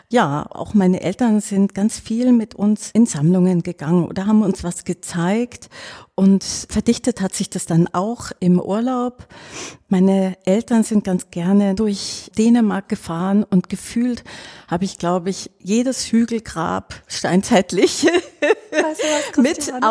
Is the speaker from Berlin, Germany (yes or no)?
no; Baden-Württemberg, Germany; also ich bin am Bodensee aufgewachsen in einem kleinen Dorf in der Nähe von Meersburg.